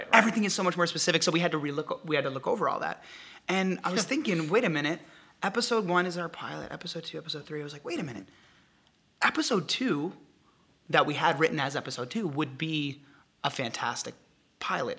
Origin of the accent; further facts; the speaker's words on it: New Hampshire, United States; moved away as an adult; now in Los Angeles, United States; I'm from New Hampshire, and what took me out west to beautiful Los Angeles